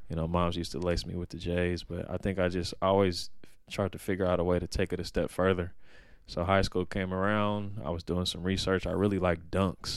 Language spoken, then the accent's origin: English; Oakland, California, United States; I grew up in Oakland